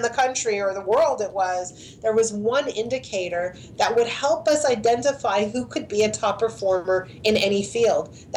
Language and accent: English; Montreal, Quebec, Canada; I grew up in Montreal, and I went to high school in Montreal.